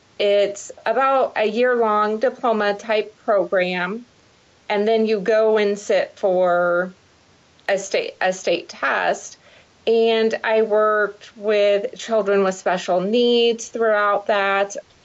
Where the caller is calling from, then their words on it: Columbus, Ohio, United States; I am actually calling from Columbus, Ohio.